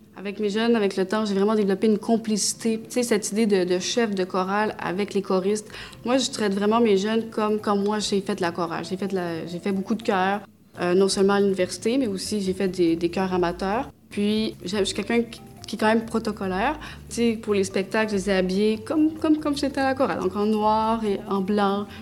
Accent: Quebec, Canada; also born or lived in Romania; Je suis née en Roumanie. Je suis roumaine d'origine turque, adoptée par euh, des parents québécois

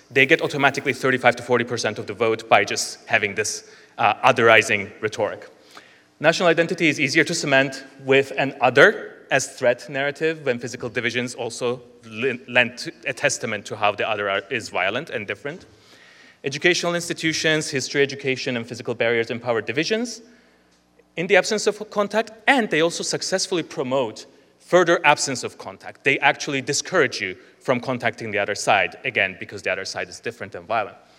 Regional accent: Nicosia, Cyprus; moved away; I'm from the last divided capital. It is Nicosia. I am from the northern side, over here somewhere

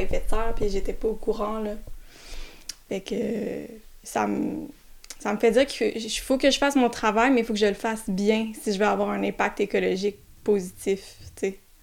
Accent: South Shore of Montreal, Quebec, Canada; je viens d'arriver la sud de Montréal

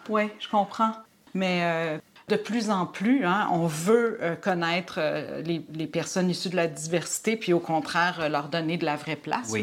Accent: Quebec, Canada; québécoise francophone

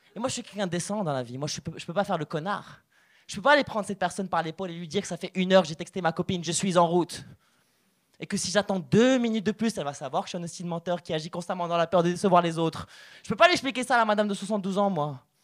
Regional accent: Morocco; moved away; je suis originaire du Maroc

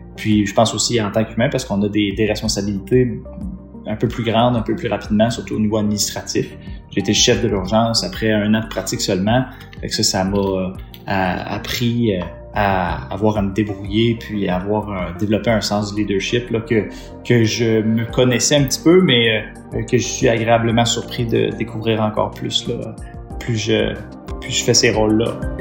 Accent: Estrie, Quebec, Canada; moved away as an adult; now in Matane, Canada; je viens de l'Estrie

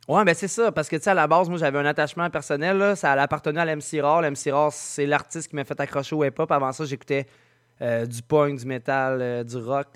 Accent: Saint-Nicolas, Quebec, Canada; also born or lived in Sainte-Marie-de-Beauce; now in Saint-Narcisse, Canada; je suis natif de Saint-Nicolas

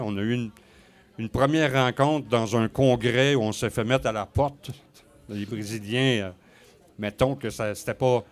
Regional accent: Côte-Nord, Quebec, Canada; moved away as an adult; also born or lived in Rivière-Saint-Jean / Sept-Îles / Saguenay / Ottawa; now in Rouyn-Noranda, Canada; Je suis né à Québec, j'ai euh, grandi sur la côte nord

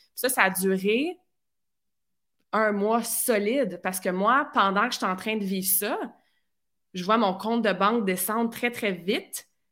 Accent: near Vaudreuil, Quebec, Canada; also born or lived in Sherbrooke / Australia; je viens de la région de Lissède, qui est un petit, un petit village proche de Vaudreuil, dans ce coin-là.

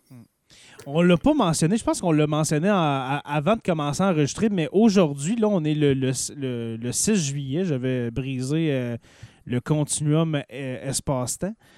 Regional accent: Lorrainville, Quebec, Canada; au village de Lorrainville au Timskamingue, mon coin de pays

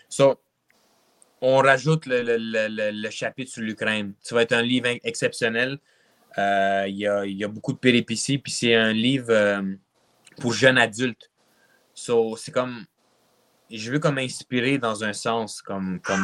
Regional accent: Quebec, Canada; also born or lived in Russia; je suis un Québécois. Mm-hmm. Puis j'habite au Québec depuis que j'ai deux ans

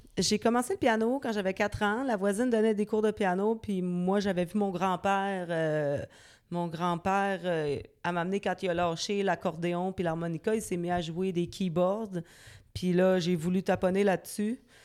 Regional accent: Quebec City, Quebec, Canada; J'ai grandi à Loretteville, mhm. qui est une banlieue de Québec, évidemment

